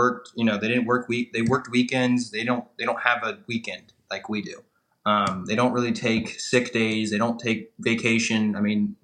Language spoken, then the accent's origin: English; United States; also born or lived in Charlotte; I'm an American. I grew up in America.